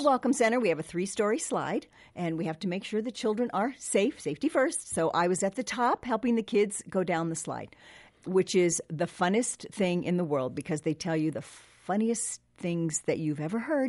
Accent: Southern California, United States; I grew up in Southern California

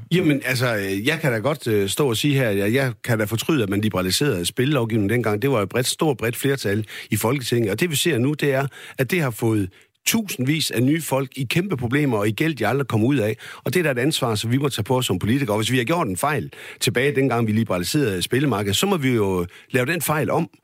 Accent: West Jutland, Central Denmark Region, Denmark; nu er jeg jo selv som vestjyde

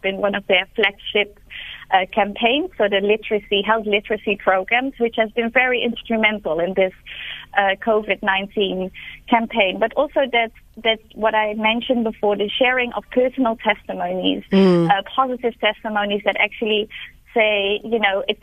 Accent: Netherlands; now in Cape Town, South Africa; I'm from the Netherlands

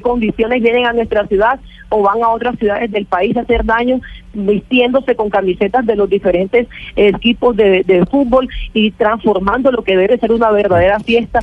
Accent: Santa Marta, Magdalena, Colombia; Nosotros no estamos acostumbrados en Santa Marta a ver esa cantidad de cosas

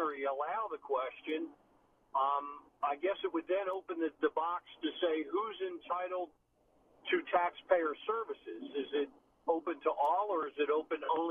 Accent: Philadelphia, Pennsylvania, United States; moved away; I come from originally from Philadelphia

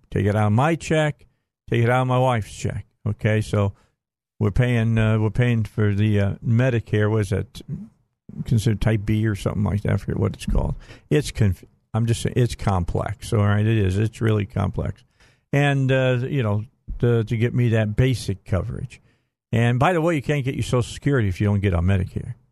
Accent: outside of Chicago, Illinois, United States; moved away; I grew up outside of Chicago

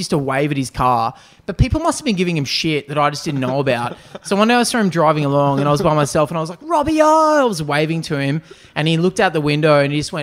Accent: Newcastle, New South Wales, Australia; I grew up in Newcastle, and I lived around the corner

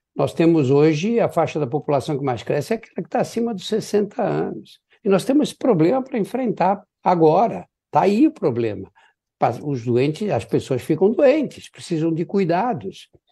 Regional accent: São Paulo, Brazil; Eu nasci no Brás, que era um bairro operário de São Paulo, na frente da minha casa tinha uma fábrica

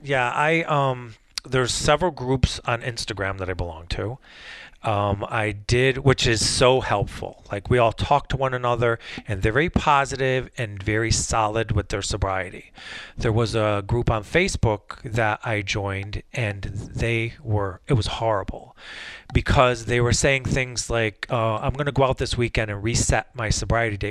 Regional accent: Wolcott, Connecticut, United States; also born or lived in New Haven / Bristol; Bristol, where I grew up in Wolcott, and instead of going back to New Haven, I stayed up here

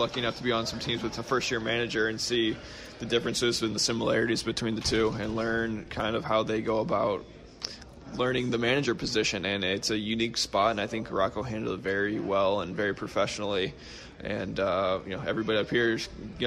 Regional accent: Midwest, United States; I'm from the Midwest originally

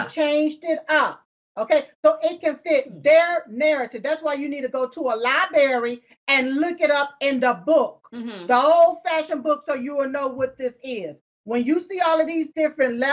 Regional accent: United States; I was born here on this soil here in the United States of America

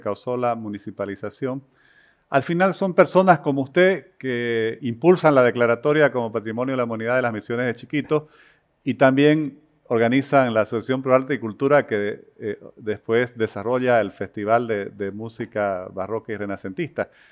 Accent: Santa Cruz de la Sierra, Santa Cruz, Bolivia; como cruceño, como boliviano

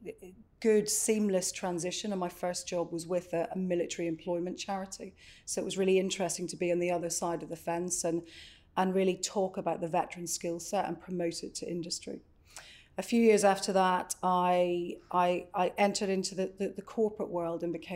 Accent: Northern Ireland, United Kingdom; moved away; I grew up in Northern Ireland in a little coastal town and went to university in Belfast in Queens

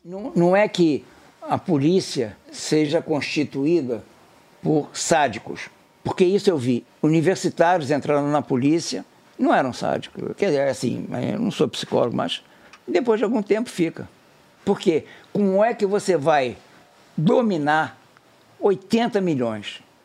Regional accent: Rio de Janeiro, Brazil; Eu fui criado na Zona Sul

